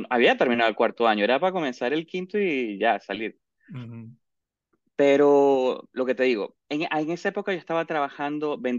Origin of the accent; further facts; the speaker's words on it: Caracas, Capital District, Venezuela; born there; accent: maracucho; lo primero es que nací en Caracas, pero de verdad me siento maracucho, aunque ya he perdido un poco el acento.